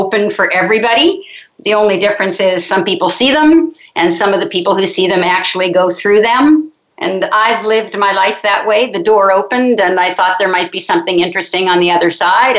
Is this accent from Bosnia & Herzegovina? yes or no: no; Halifax, Nova Scotia, Canada; now in Montreal, Canada; I'm actually from Halifax, Nova Scotia, which is way over in the Eastern Shore. I grew up on the ocean